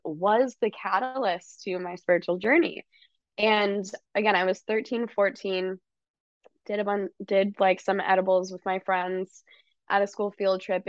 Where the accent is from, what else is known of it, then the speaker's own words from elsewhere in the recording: California, United States; I grew up in California